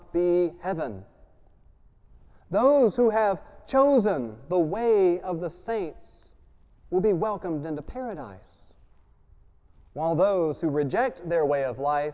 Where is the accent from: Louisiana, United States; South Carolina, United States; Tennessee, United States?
Louisiana, United States; I grew up in Louisiana